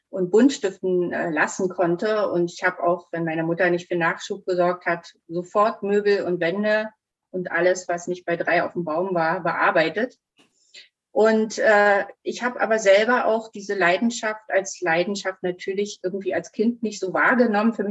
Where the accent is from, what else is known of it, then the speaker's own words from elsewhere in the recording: East Germany, Germany; ich bin in der DDR groß geworden.